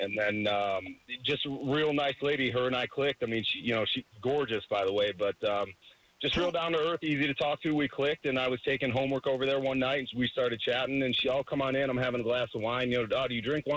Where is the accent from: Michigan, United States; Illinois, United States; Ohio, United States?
Ohio, United States; north outside of Cleveland; I grew up north outside of Cleveland